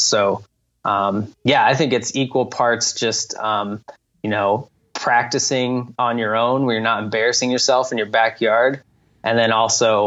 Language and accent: English; Santa Fe, New Mexico, United States; I grew up in Santa Fe, New Mexico, high desert city in northern New Mexico